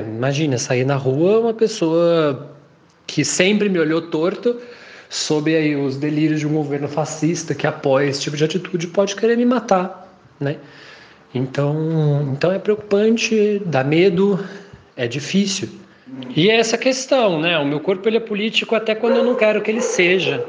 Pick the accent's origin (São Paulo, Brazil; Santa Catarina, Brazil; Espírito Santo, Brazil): São Paulo, Brazil; São José dos Campos; moved away; na minha cidade natal ainda, né, lá em São José dos Campos.